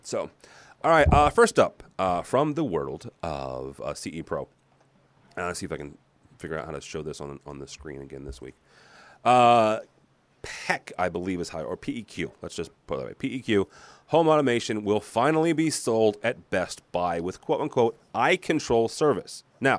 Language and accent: English; Illinois, United States; I'm a cornflake, you know, being born and raised in Illinois.